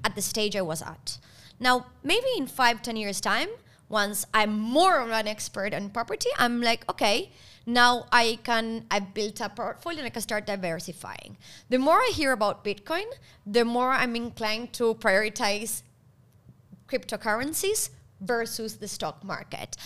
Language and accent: English; Argentina; moved away; I come from Argentina.